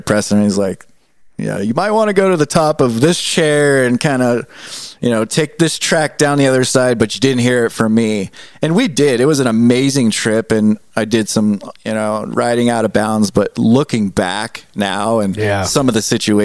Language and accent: English; Southern California, United States; now in Helena, United States; I grew up in Southern California